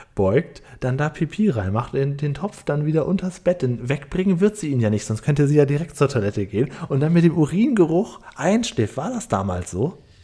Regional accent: Cuxhaven district, Lower Saxony, Germany; ich bin ja auf dem Dorf aufgewachsen, im Landkreis Cuxhaven

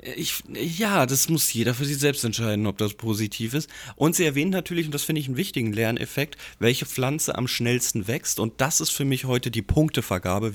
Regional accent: Giessen, Hesse, Germany; Ich komme ja gebürtig aus Gießen

